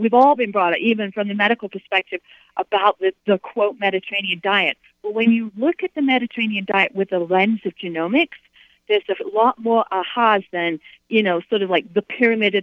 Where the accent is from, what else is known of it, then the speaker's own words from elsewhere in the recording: United Kingdom; moved away; I grew up in the United Kingdom. I grew up in Europe